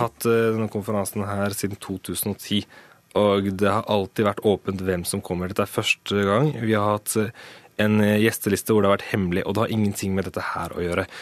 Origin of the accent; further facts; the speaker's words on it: Norway; jeg er født og oppvokst i Norge, jeg har gått på skole i Norge hele mitt liv